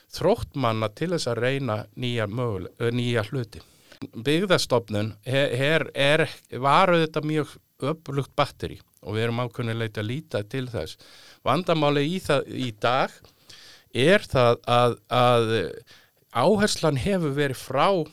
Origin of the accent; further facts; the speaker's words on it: Reykjavík, Capital Region, Iceland; also born or lived in Álftanes / Mýrdalur; Ég er nú fættur og uppalinn í Reykjavík eða, eða ég var nú uppalinn fyrst á Altanissi, þá var landbúnaðsvæði þar.